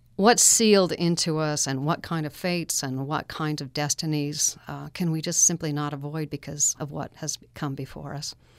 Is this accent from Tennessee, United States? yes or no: no; Alpine, Utah, United States; I grew up in Alpine